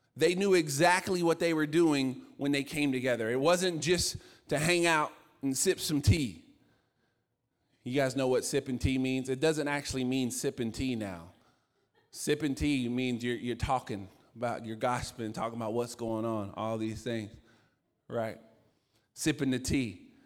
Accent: Virginia, United States; I'm from Virginia

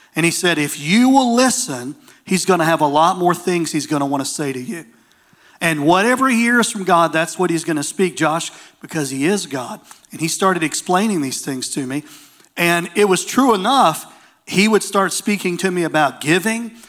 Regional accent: Waverly, Tennessee, United States; also born or lived in Dickson, Tennessee; My hometown is in a place in the state of Tennessee. Um, I'm from a little place called Waverly

